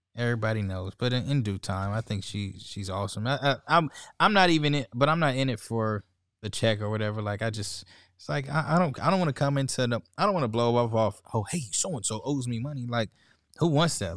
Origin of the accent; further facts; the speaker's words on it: San Diego, California, United States; I'm from San Diego, California